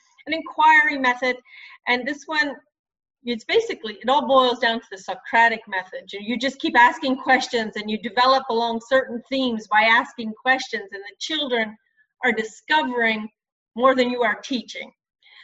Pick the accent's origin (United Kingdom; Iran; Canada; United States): Canada; Nova Scotia; also born or lived in Northern Quebec; now in Quebec, Canada; the Nova Scotia I grew up in.